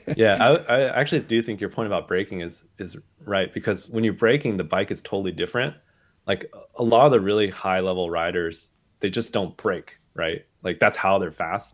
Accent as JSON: {"language": "English", "region": "Southern California", "country": "United States", "tie": "born or raised there", "said": "I grew up in Southern California"}